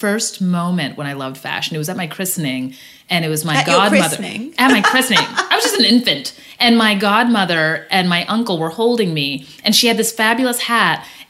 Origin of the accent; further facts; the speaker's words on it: Dallas, Texas, United States; also born or lived in Amarillo, Texas / Detroit, Michigan; I grew up in Texas, but Amarillo, Texas, which is in the Panhandle, very unfashionable. And then Dallas-Fort Worth metroplex area. So most of my life, it was in Dallas. So born in Detroit, but grew up in Texas completely.